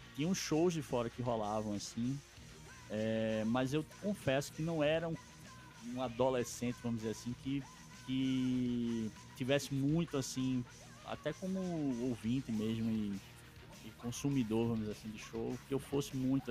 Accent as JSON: {"language": "Portuguese", "town": "Recife", "region": "Pernambuco", "country": "Brazil", "tie": "born or raised there", "said": "eu sou natural de Recife Pernambuco e eu cresci dentro de uma família muito musical"}